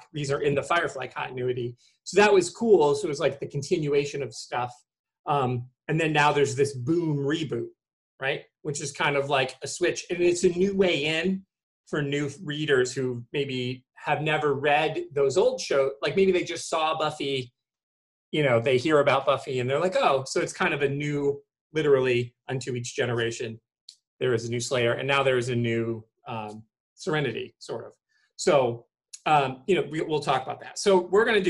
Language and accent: English; Michigan, United States; I'm from Michigan